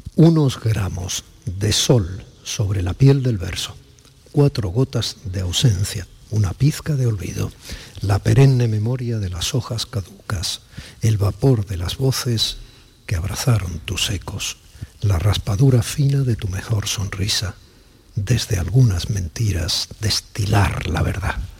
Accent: Andalusia, Spain

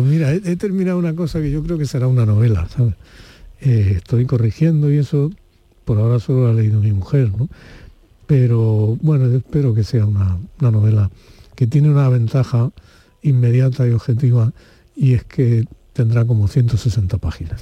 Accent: Spain; los españoles durante la época de Franco

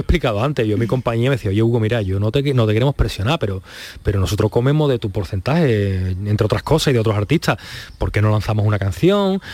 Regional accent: Spain; Yo me siento español, pero español, español, español y bético

